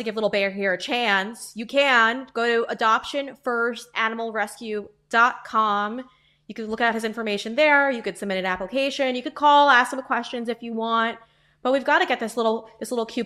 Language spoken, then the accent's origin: English; Huntington, New York, United States; I was raised in Huntington, New York with my 6 siblings.